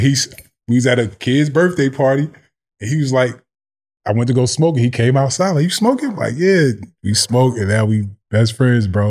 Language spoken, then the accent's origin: English; Orange, New Jersey, United States; I grew up in Orange, New Jersey